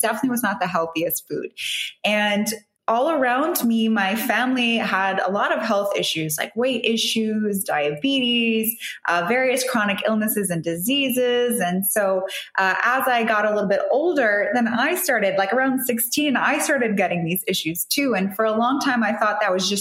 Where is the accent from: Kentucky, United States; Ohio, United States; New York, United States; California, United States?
New York, United States; moved away as an adult; now in Dubai, United Arab Emirates; I'm originally from New York. My heritage is Italian, but I grew up in New York